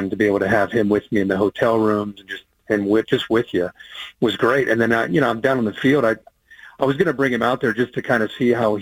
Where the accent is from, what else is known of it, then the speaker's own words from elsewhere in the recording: Midwest, United States; where I grew up in the Midwest